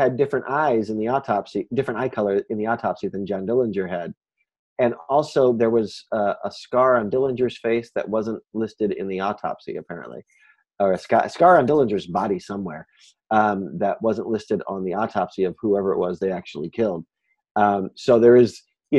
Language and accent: English; Kansas City, Kansas, United States; accent: southern Midwest; now in Chicago, United States; I was raised in Kansas City, Kansas, in Wyandotte County